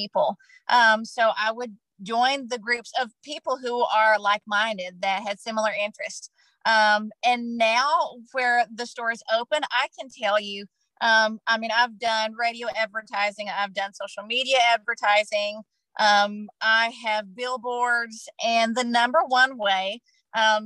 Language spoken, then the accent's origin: English; Kentucky, United States; moved away as an adult; also born or lived in Tennessee; moving back to where I grew up in Kentucky with my daughter